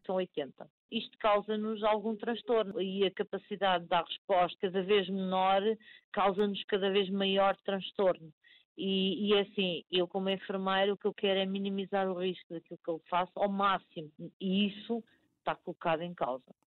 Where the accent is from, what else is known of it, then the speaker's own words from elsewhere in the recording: Portugal; somos democratas com muito orgulho, como portugueses